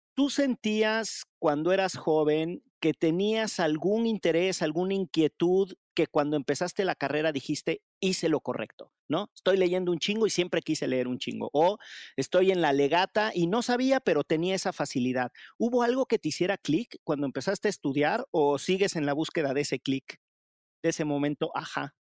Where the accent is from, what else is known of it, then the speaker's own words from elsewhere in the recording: Orizaba, Veracruz, Mexico; moved away; yo en realidad soy de Orizaba, pero mi, familia sí es de, la zona del, Barlovento